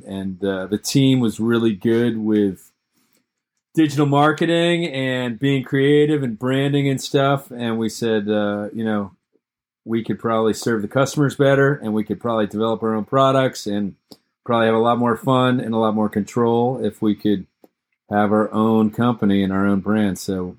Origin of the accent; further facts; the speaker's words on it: Massachusetts, United States; I'm 51 years old. I grew up in Massachusetts.